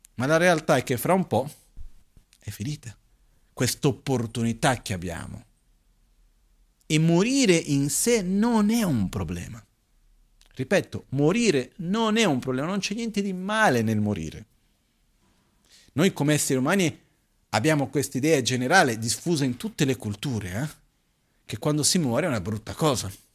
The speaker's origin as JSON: {"language": "Italian", "country": "Brazil", "tie": "born or raised there", "also_born_or_lived": "India", "moved": "yes", "lives_now": "Italy", "said": "Io, da ragazzino in Brasile, a scuola"}